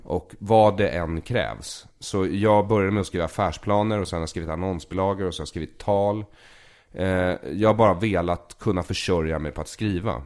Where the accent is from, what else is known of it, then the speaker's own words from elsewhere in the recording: Solna, Stockholm County, Sweden; also born or lived in Tel Aviv, Israel; jag är uppvuxen i Bergshamra, men skolan ligger på Östermalm